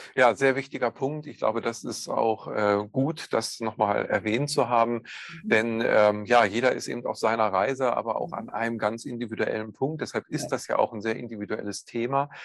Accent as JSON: {"language": "German", "region": "Northern Germany", "country": "Germany", "said": "bei uns in Norddeutschland"}